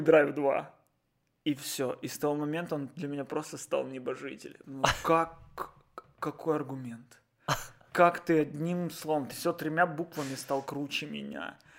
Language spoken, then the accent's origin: Russian; Odesa, Odesa Oblast, Ukraine; born or raised there